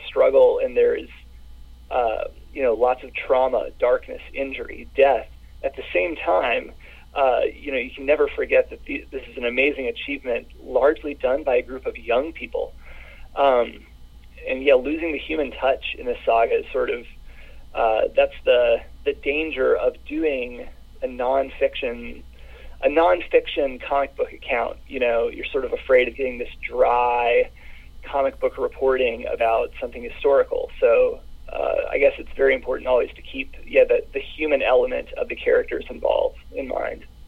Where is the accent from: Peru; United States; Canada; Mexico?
United States; the South; I grew up in the South, and my parents are baby boomer Mississippians